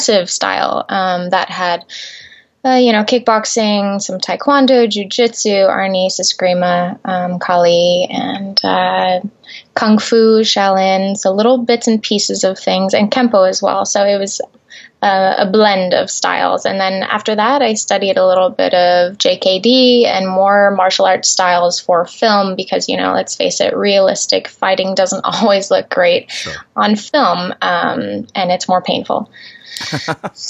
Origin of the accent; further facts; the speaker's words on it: Gillette, Wyoming, United States; moved away as an adult; now in California, United States; I grew up in a small town in Wyoming called Gillette. I was raised there most of my life until I was 18 and came to California to pursue my career.